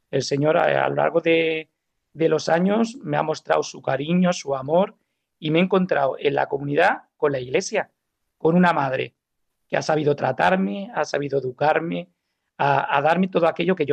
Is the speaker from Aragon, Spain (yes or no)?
no; Alicante, Valencian Community, Spain; born there; also born or lived in Málaga; yo vengo de una familia católica tradicional, donde yo nací en Alicante y por causa del trabajo de mi padre, pues nos hemos, hemos viajado mucho hasta llegar a Málaga